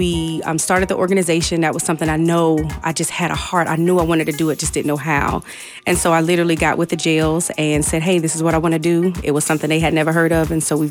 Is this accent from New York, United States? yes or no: no; Newark, New Jersey, United States; now in Hampton Roads, United States; I grew up in Newark, New Jersey, where it's not as beautiful as Virginia.